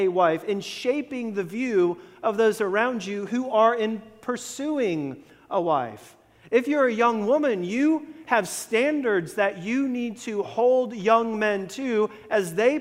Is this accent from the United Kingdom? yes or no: no; Florida, United States; growing up in Florida